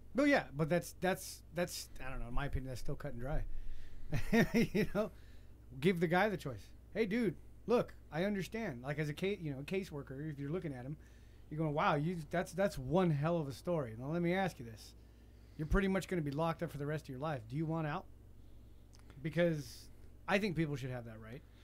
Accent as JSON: {"language": "English", "country": "United States", "said": "I'm American."}